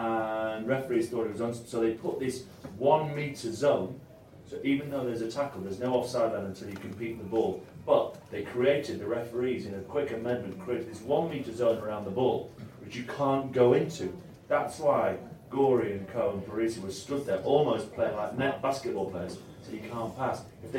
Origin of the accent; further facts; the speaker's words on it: Italy; And it's fascinating to watch from an Italian perspective. I grew up in Italy.